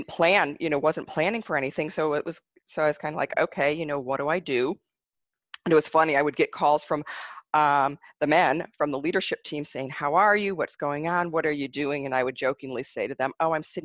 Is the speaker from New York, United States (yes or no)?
no; Michigan, United States; I grew up in Michigan